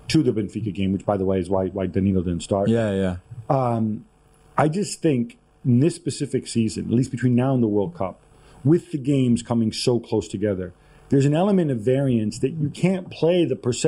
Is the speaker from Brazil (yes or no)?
no; Italy; I'm Italian